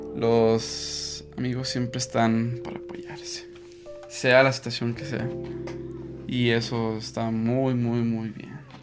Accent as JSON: {"language": "Spanish", "country": "Mexico", "said": "como buen mexicano"}